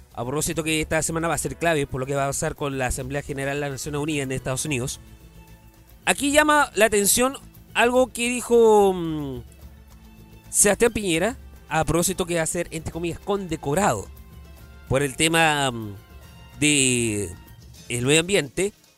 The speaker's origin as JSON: {"language": "Spanish", "country": "Chile", "said": "Yo como chileno"}